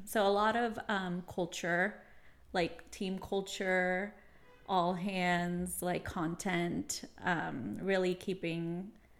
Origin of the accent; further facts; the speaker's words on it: Sacramento, California, United States; also born or lived in San Fernando Valley, Los Angeles; now in Bay Area, United States; I was raised in Sacramento